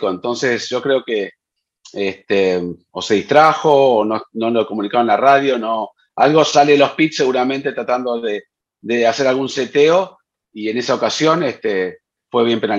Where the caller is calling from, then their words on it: Guadalajara, Jalisco, Mexico; Hola formuleros, muy buen día. Soy … de Guadalajara, Jalisco.